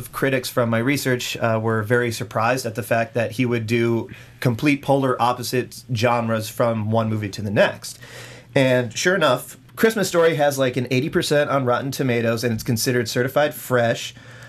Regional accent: Cleveland, Ohio, United States; as a kid growing up in Cleveland

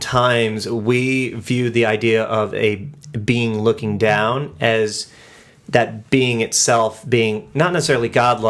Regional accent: United States; Let me stop being American for a second.

